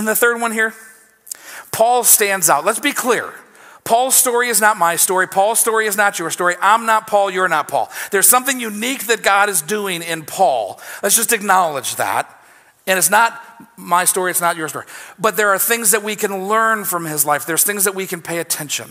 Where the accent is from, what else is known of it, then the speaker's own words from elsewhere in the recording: United States; As American Christians